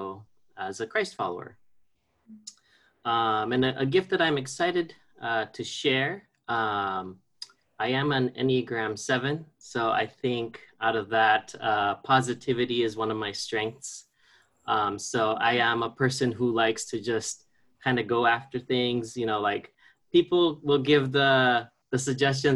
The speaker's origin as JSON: {"language": "English", "country": "Guam", "tie": "born or raised there", "also_born_or_lived": "Philippines", "moved": "yes", "said": "I was born in the Philippines and raised on Guam, so I consider myself an islander at heart"}